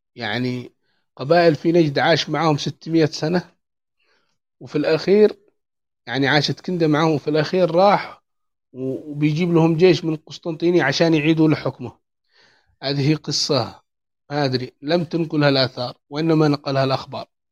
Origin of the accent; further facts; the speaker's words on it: Yemen; عندنا في اليمن